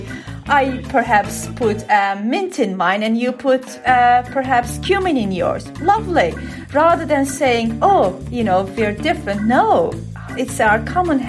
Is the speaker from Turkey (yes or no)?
yes; Antakya, Hatay, Turkey; moved away as an adult; now in United Kingdom; it is my hometown, Antakya